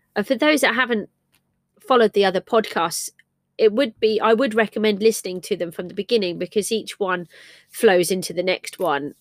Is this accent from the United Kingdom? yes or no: yes; England, United Kingdom; I'm English